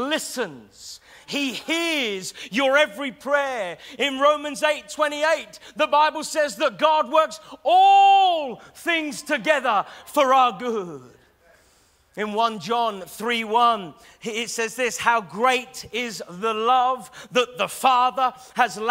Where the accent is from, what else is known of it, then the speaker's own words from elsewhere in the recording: Taverham, East of England, United Kingdom; moved away as an adult; now in Norwich, United Kingdom; I'm a Norwich boy. In fact, I was raised in Taverham